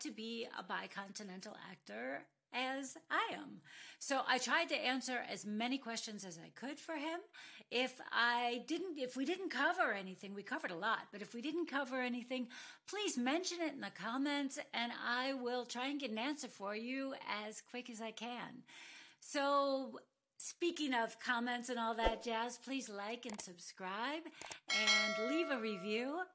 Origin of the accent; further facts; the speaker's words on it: United States; now in Munich, Germany; I am an American actor living and working in Europe.